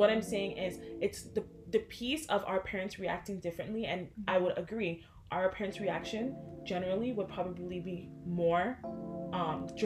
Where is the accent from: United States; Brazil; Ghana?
Ghana; now in Canada; I can say like yeah I'm from Ghana.